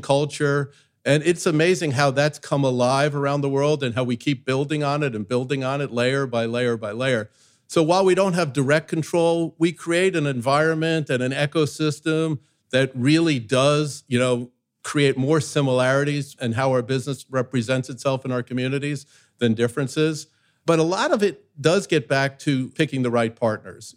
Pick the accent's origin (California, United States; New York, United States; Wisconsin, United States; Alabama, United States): New York, United States; I grew up in New York where everybody's their authentic self